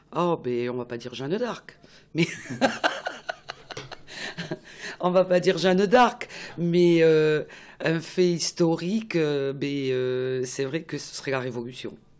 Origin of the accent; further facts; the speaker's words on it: Toulouse, Occitania, France; je connais très bien ma région, connaître Toulouse, puisque je suis née à Toulouse